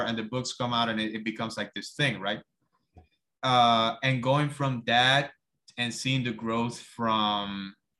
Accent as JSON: {"language": "English", "country": "Cuba", "moved": "as an adult", "lives_now": "United States", "said": "I moved to the States from Cuba when I was 19. I moved by myself."}